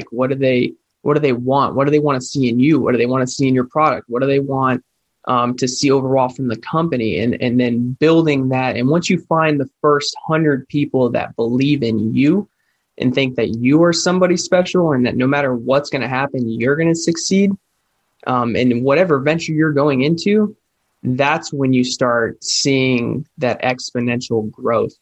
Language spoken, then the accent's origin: English; Florida, United States; I grew up here. I grew up here in Florida